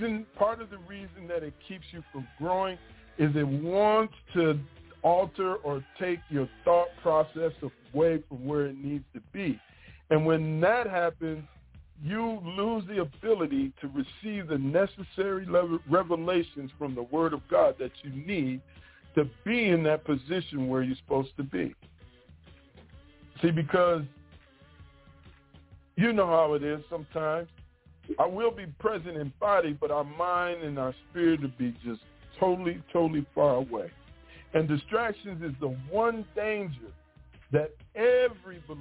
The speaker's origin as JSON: {"language": "English", "region": "Michigan", "country": "United States", "tie": "born or raised there", "moved": "as an adult", "lives_now": "Mississippi, United States", "said": "I'm from Michigan. And I grew up there my whole life"}